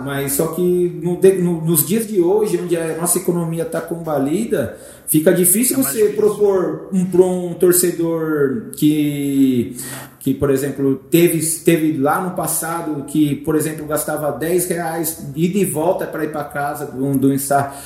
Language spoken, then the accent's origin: Portuguese; Brazil; nós brasileiros